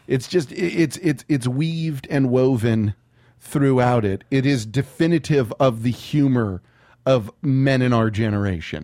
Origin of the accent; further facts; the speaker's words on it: San Antonio, Texas, United States; Growing up in San Antonio